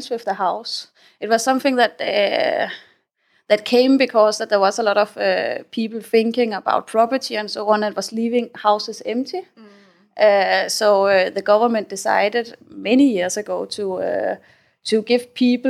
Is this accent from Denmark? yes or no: yes; Denmark; moved away as an adult; now in Thailand; I come from Denmark. I grew up in the Danish countryside.